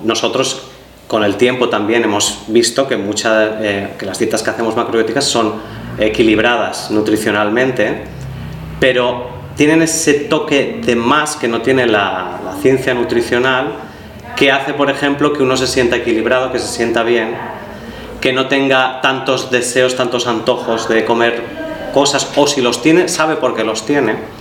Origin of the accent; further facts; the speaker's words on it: Valencia, Valencian Community, Spain; moved away as an adult; now in Barcelona, Spain; yo soy de Valencia y ahí en Valencia pues eh, donde hacía clases de yoga